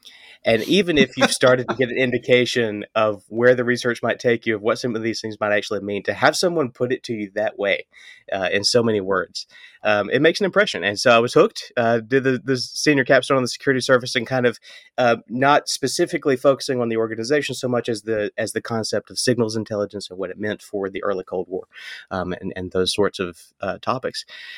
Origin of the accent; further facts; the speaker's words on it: Mississippi, United States; he would tell stories to my brother and I as we were kind of growing up in Northeast Mississippi about that experience.